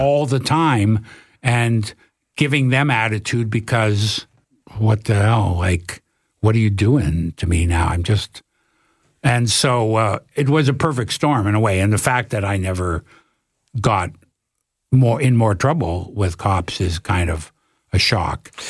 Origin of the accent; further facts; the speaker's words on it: Toronto, Ontario, Canada; I'm from Toronto.